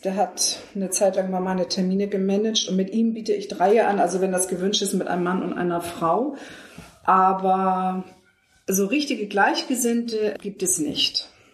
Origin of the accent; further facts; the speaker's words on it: Hamburg, Germany; ich bin Hamburgerin